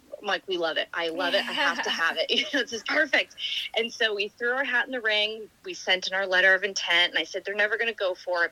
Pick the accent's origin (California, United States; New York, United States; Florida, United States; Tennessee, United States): Florida, United States; Punta Gorda; also born or lived in New Hampshire; So we've grown up in Punta